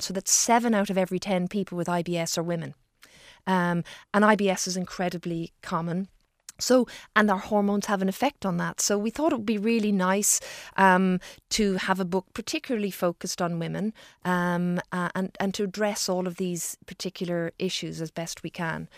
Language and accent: English; Ireland; as Irish people